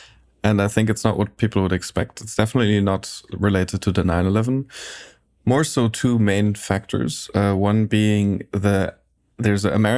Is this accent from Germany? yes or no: yes; Munich, Bavaria, Germany; English is a second language; now in San Diego, United States; I'm from Munich in Germany.